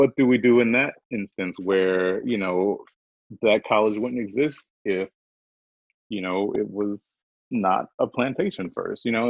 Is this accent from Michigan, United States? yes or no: no; the South, South Carolina, United States; I'm from the South